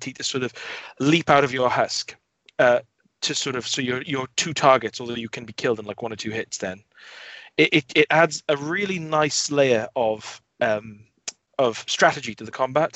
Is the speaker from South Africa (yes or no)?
no; Wales, United Kingdom; as a Welshman